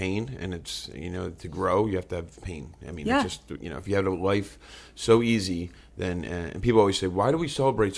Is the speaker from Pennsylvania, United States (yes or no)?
yes; Philadelphia, Pennsylvania, United States; South Philly. South Philly and Southwest. I grew up around, I had two different neighborhoods.